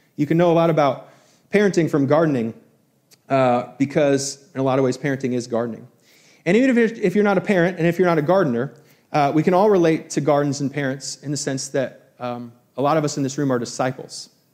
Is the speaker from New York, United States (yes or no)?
yes; Albany, New York, United States; growing up in New York, going to SUNY Albany